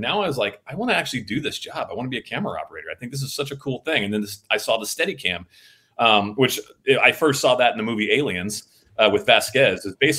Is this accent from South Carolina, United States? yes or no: no; Van Nuys, California, United States; born there; I was born in Van Nuys, and my grandfather was an old actor.